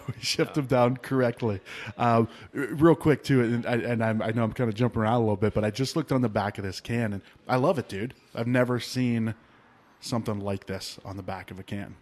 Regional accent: rural Ohio, United States; now in Arizona, United States; I grew up in Ohio. I grew up in, like, rural Ohio

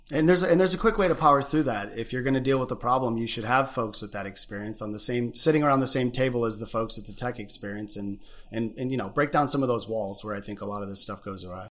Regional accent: Michigan, United States; also born or lived in Chicago; being Michigan boys

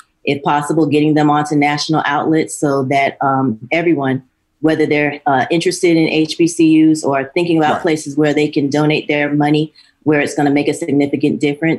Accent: Miami, Florida, United States; It's a little farther away from my hometown in Miami, Florida.

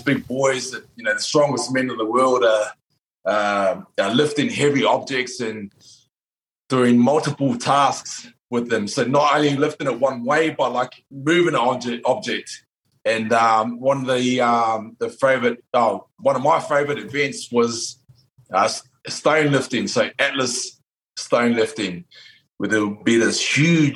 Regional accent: New Zealand; I come from New Zealand, which is part Māori, New Zealand Māori

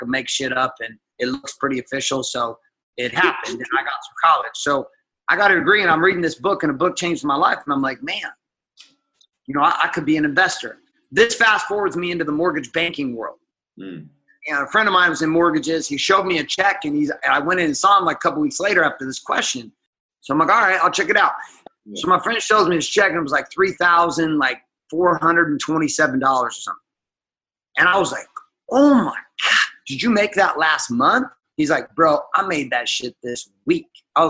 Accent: Seattle, Washington, United States; also born or lived in Stockton, California; All over the United States, but mostly the West Coast. So I grew up in Seattle, Washington, and Central California, a place called Stockton.

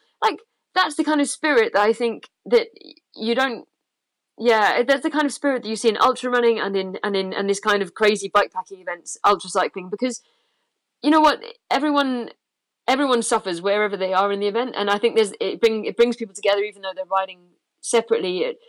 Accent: England, United Kingdom; yeah, for me, it's crisps because I'm English.

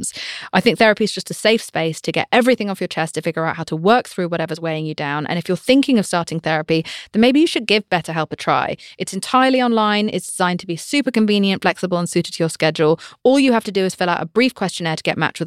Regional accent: United Kingdom; I'm British

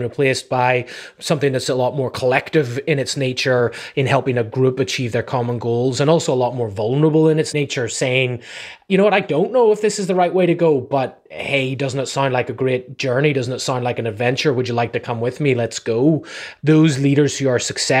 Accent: Ireland; also born or lived in New England; now in California, United States; I'm from Ireland originally

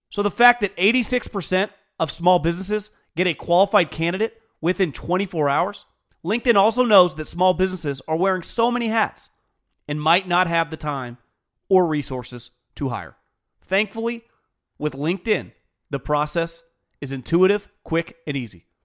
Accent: Northern California, United States; born and raised in Northern California, if you were born in the '80s, which I was

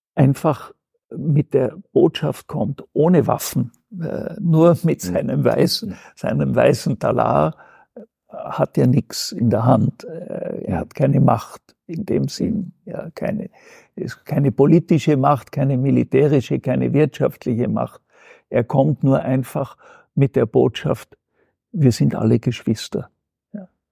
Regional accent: Austria; bei uns in Österreich

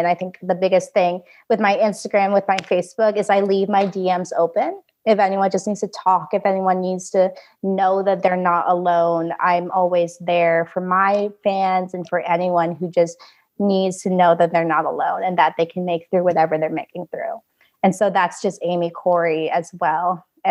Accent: Vietnam; born there; that I was born with in Vietnam.

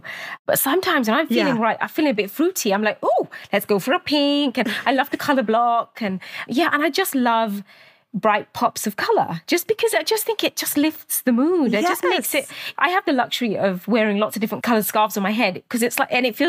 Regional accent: Luton, East of England, United Kingdom; from Luton.

